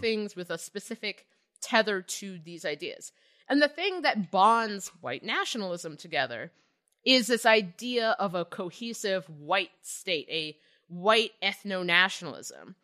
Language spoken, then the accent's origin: English; Cincinnati, Ohio, United States; I grew up in Cincinnati